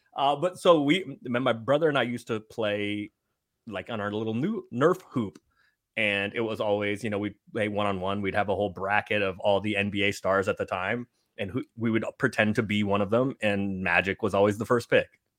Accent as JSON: {"language": "English", "town": "San Francisco", "region": "California", "country": "United States", "said": "I'm from San Francisco"}